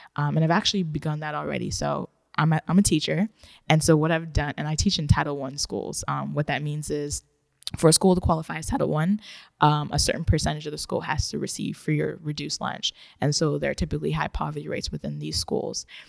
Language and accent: English; Ghana; moved away; also born or lived in Japan; I was born in Ghana